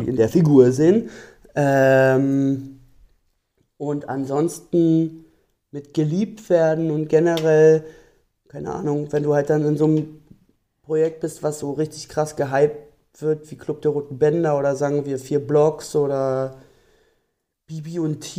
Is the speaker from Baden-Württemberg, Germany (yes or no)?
no; Berlin, Germany; Und ich wohne zum Beispiel ganz am Rand von Berlin, wo ich aufgewachsen bin.